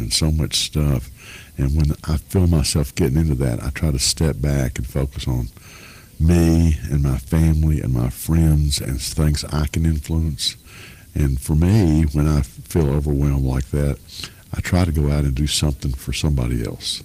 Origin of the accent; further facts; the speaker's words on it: Lebanon, Tennessee, United States; also born or lived in South Dakota; born in South Dakota, but raised in Lebanon by a widow